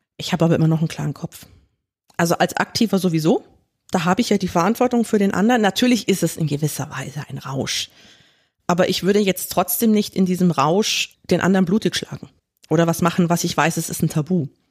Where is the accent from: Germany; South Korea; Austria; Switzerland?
Germany; ich bin in Deutschland geboren und aufgewachsen